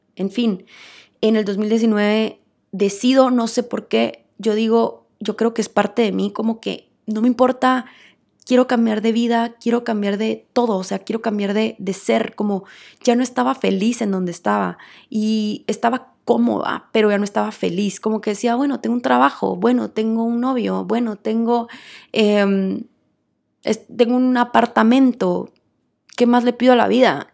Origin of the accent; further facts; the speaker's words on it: Guatemala; Pues yo crecí en Guatemala